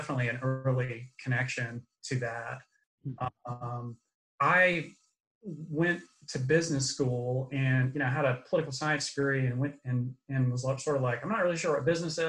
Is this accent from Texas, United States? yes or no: no; Atlanta, Georgia, United States; also born or lived in North Carolina / Thomaston, Georgia; my mom raised me and my two sisters alone here in Atlanta.